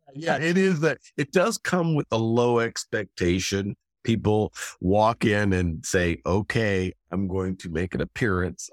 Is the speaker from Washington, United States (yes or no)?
yes; Gig Harbor, Washington, United States; moved away as an adult; also born or lived in Tacoma, Washington / Los Angeles; now in Pittsburgh, United States; born and raised in Gig Harbor, Washington, a small town